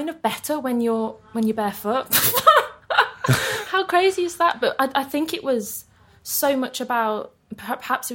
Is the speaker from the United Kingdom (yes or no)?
yes; Birmingham, West Midlands, United Kingdom; now in London, United Kingdom; in a place called Cuttridge, Kings Norton